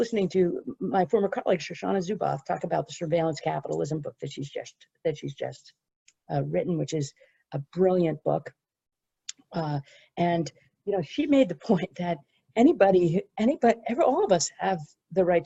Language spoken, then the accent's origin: English; United States; my home country of the United States